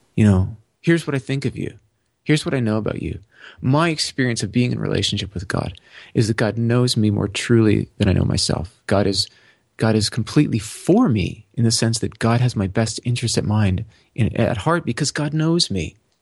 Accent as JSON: {"language": "English", "town": "Toronto", "region": "Ontario", "country": "Canada", "tie": "born or raised there", "said": "I was born in Tor-, in, in Toronto to two people who are Canadian citizens"}